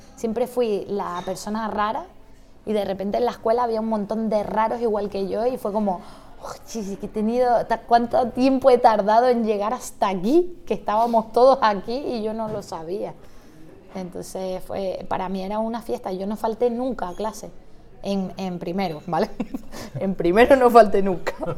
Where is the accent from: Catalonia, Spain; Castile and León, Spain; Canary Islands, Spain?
Canary Islands, Spain; Santa Cruz de Tenerife; yo era la única de la familia que vivía en Santa Cruz